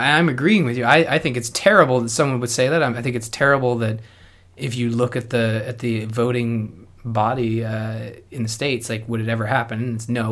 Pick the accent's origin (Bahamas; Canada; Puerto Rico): Canada; I'm Canadian